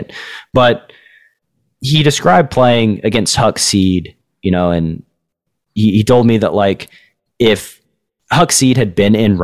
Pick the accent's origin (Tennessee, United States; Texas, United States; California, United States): Tennessee, United States; moved away as an adult; my home state